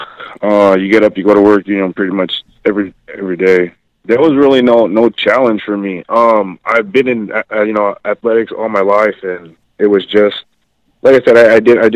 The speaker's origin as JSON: {"language": "English", "town": "Azusa", "region": "California", "country": "United States", "said": "I am from Azusa, California"}